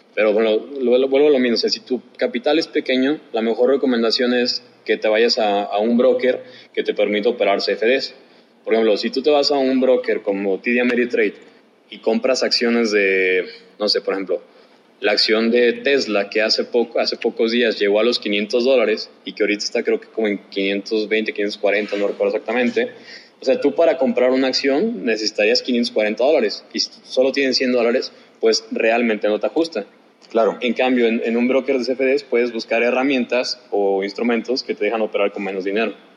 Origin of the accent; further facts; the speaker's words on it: Guadalajara, Jalisco, Mexico; de donde soy, de Guadalajara